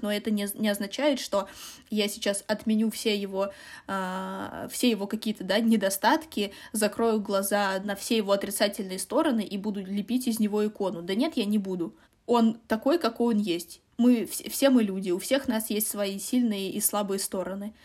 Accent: Russia; мы из России

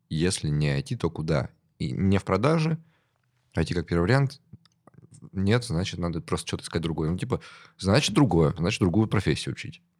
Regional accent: Ukraine; moved away as an adult; now in Russia; Потом 13-14 годы, и я переехал в РФ. Да, я из Украины.

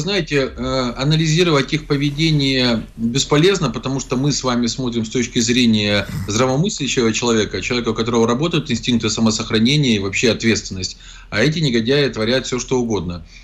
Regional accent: Zaporizhzhia, Zaporizhzhia Oblast, Ukraine; Зеленский побывал сначала в городе Запорожье, в котором его ненавидят, он прекрасно знает, поэтому избегает посещения моего родного города

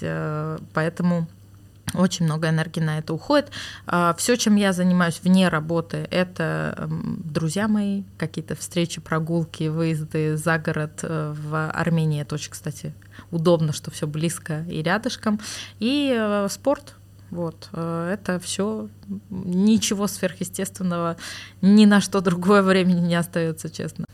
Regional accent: Moscow, Russia; also born or lived in Oktemberyan (Armavir), Armenia; now in Armenia; я там прожила до 7 э, лет, по-моему, да, и мои родители в 99 году переехали в Москву, и, собственно, с тех пор я была в Москве

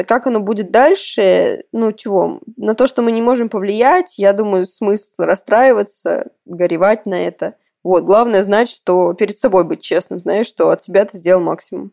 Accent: Kursk, Kursk Oblast, Russia; Я родом из Курска изначально

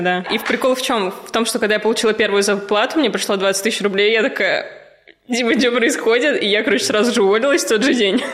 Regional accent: Ufa, Bashkortostan, Russia; moved away; also born or lived in Moscow; Я из Уфы

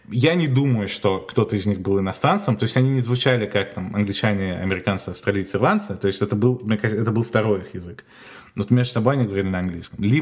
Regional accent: Maastricht, Limburg, Netherlands; я из Мастрихта это вообще город, который находится в самом южном регионе Голландии, и справа от него Германия, там в 20 минутах, а слева в 20 минутах Бельгия.

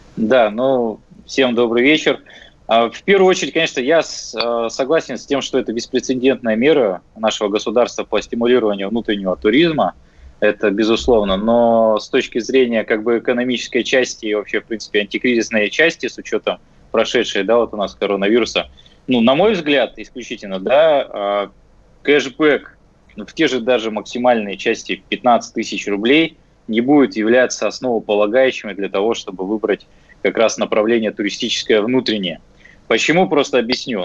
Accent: Russia; moved away; я сам с Байкала

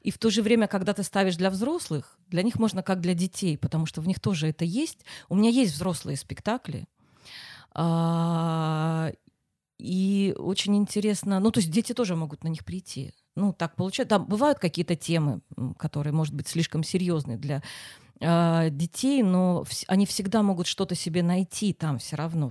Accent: Simferopol, Crimea, Ukraine; now in Saint Petersburg, Russia; Я не из Питера. Откуда? Из Симферополя.

